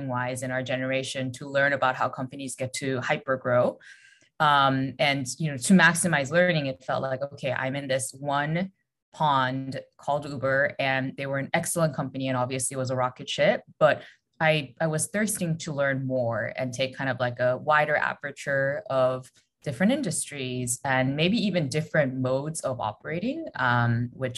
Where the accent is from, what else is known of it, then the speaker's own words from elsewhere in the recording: South Korea; moved away; also born or lived in United States; I'm originally from Korea